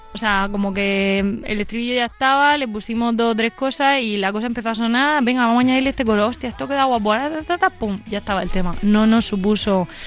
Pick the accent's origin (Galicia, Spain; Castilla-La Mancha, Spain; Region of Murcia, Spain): Region of Murcia, Spain; Molina de Segura; accent: murciano; Yo soy de Molina de Segura